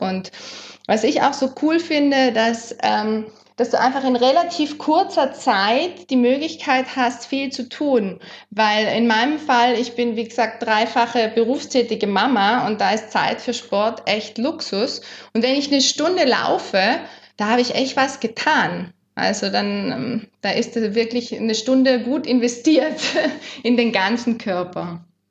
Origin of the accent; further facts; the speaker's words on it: South Tyrol, Trentino-Alto Adige, Italy; das sind wir in Südtirol aufgewachsen